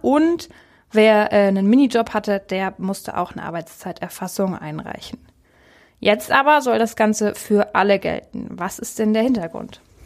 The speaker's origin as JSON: {"language": "German", "country": "Germany", "said": "Bei uns in Deutschland"}